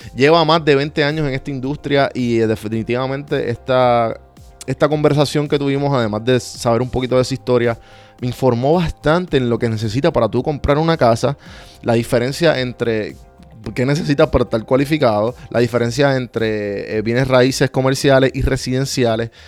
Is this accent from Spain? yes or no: no; Puerto Rico; moved away as an adult; yo me crié eh, en Puerto Rico